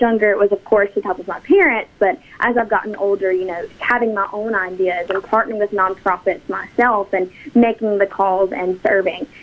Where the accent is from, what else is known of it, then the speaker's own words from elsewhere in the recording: East Mississippi, United States; the East Mississippi Hub, which is a, which is a nonprofit in my hometown